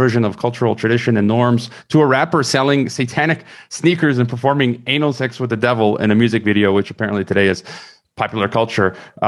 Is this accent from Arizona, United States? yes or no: no; Chicago, Illinois, United States; I'm a Chicagoan